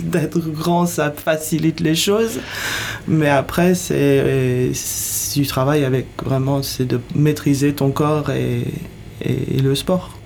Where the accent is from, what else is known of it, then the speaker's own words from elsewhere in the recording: United States; now in France; Je viens des États-Unis, donc j'ai grandi dans le monde de, sportifs dans les écoles